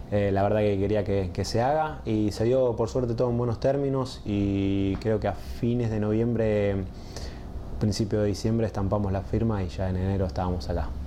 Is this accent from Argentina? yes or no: yes; Argentina; moved away as an adult; also born or lived in Sweden; argentino, yo soy joven